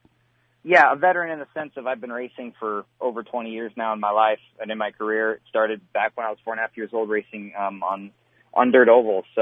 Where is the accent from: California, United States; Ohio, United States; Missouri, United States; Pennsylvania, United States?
California, United States; Northern; also born or lived in Redding, California / Mount Shasta, California / Corning, California / Midwest; now in North Carolina, United States; I lived in Mount Shasta for a while, then moved on down to Corning and stayed there for the rest of my time in California